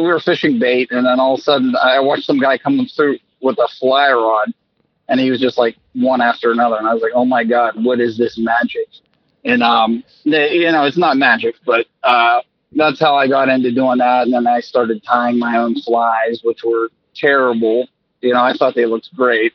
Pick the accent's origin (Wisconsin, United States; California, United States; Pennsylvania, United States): Pennsylvania, United States; New Castle; also born or lived in Edinboro, Pennsylvania; I'm in Western Pennsylvania. I'm from Newcastle, so I'm not, I'm like 45 minutes south of Pittsburgh